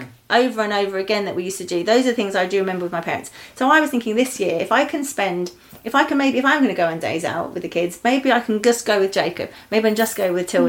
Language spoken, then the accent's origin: English; Eastbourne, South East England, United Kingdom; I grew up actually right next to the sea in Eastbourne